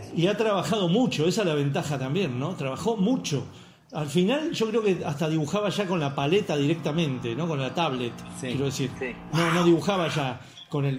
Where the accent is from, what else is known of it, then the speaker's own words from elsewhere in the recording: Argentina; now in Córdoba, Argentina; soy argentino